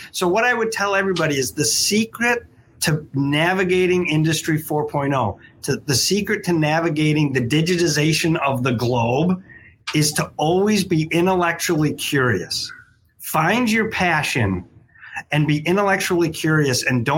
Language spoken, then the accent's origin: English; Syracuse, New York, United States; now in Michigan, United States; I grew up in Syracuse, New York, so I'm used to snow